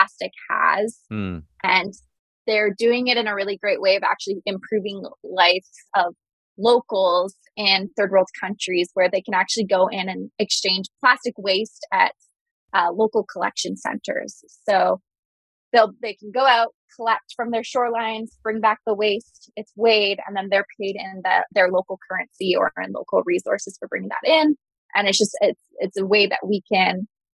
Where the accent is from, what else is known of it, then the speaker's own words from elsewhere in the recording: Vancouver Island, British Columbia, Canada; also born or lived in Boston, United States; now in United States; So I'm actually originally from Vancouver Island. And I'm now based in the U.S